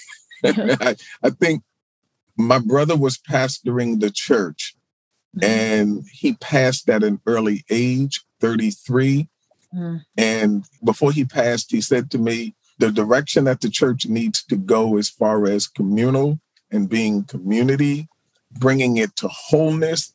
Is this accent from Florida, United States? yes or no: no; Baltimore, Maryland, United States; born or raised there